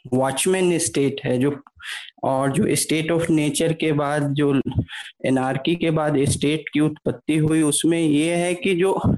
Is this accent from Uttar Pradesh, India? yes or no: no; Bihar, India; मैं, मैं ऐसे राज्य से आता हूँ जो कि खुद एक बहुत वायलेंट सोसाइटी है बिहार